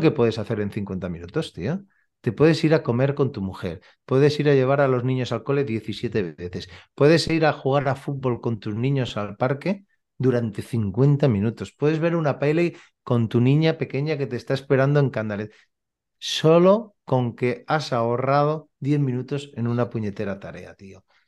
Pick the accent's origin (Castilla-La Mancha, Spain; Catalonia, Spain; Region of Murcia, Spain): Catalonia, Spain; Badalona; Yo soy de Badalona. Eh, vivo en Badalona y aquí tenemos mar